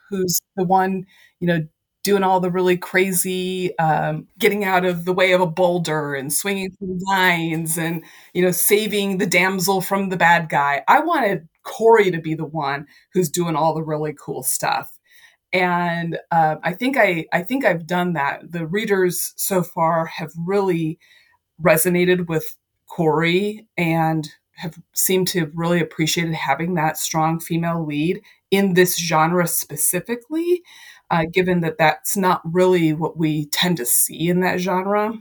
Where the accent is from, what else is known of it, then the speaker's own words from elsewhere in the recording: Ohio, United States; moved away; I went back to my hometown in Ohio